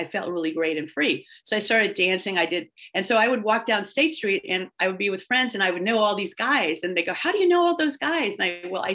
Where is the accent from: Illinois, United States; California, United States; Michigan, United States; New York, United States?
California, United States; San Francisco; I grew up in San Francisco